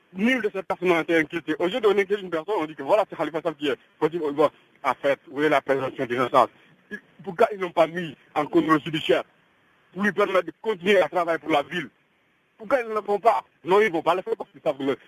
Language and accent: French; Senegal; nous sommes sénégalais